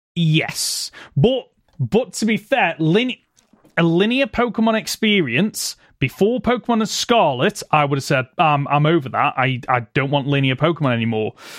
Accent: United Kingdom; for us being Brits

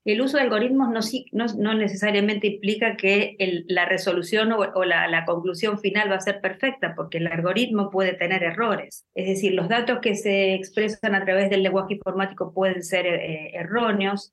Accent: Argentina; En mi país, por ejemplo, en Argentina

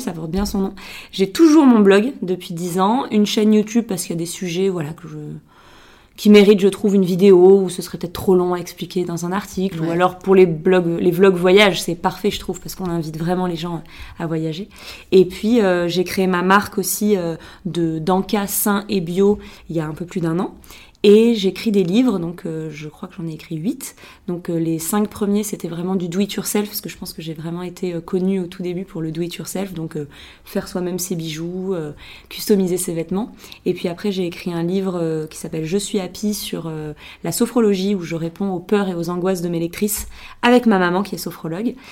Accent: Biarritz, Nouvelle-Aquitaine, France; born or raised there; moved away as an adult

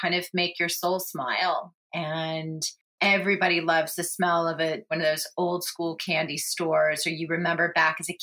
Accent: Manhattan Beach, California, United States; I grew up in Manhattan Beach

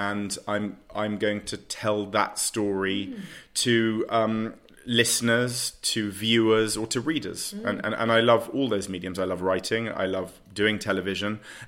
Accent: London, United Kingdom; I'm a Londoner through and through. I was born in the middle of London. I could see Marble Arch from my childhood bedroom.

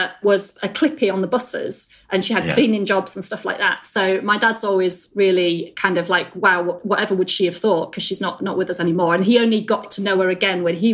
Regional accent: Beverley, Yorkshire and the Humber, United Kingdom; moved away as an adult; also born or lived in Leamington Spa / Boston / Yemen / Jeddah; now in Trinidad and Tobago; So I grew up in Beverley, and at 18, I went to university at Warwick.

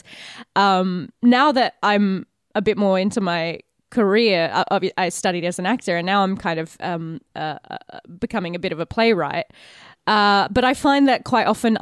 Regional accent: Australia; As an Aussie

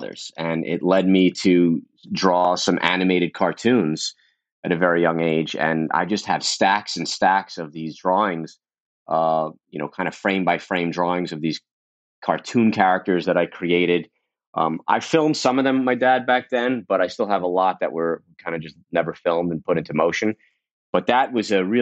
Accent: New York City, New York, United States; I grew up in Brooklyn, in Coney Island

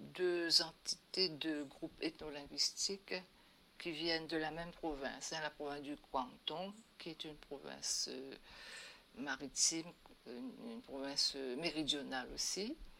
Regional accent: Saint-Pierre, Réunion; c'est de là aussi que je suis, que je viens, et où j'ai passé mon enfance jusqu'au début de l'adolescence

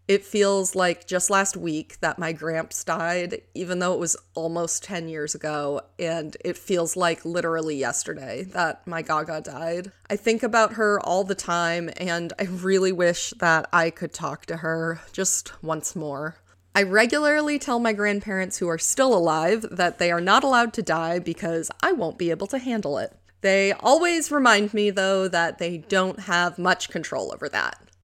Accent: New York, United States; moved away as an adult; also born or lived in Colorado; I recently moved from Colorado back to my home state of New York

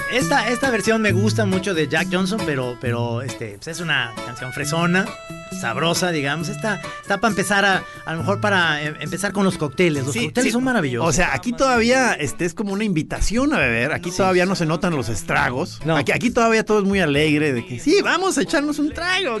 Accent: Jalisco, Mexico; somos de Jalisco

